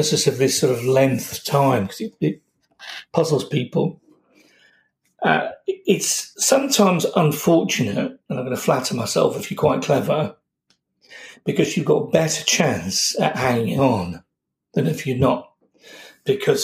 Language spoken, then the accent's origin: English; Yorkshire and the Humber, United Kingdom; moved away as an adult; now in London, United Kingdom; I'm from Yorkshire. I've lived in London for all my practicing life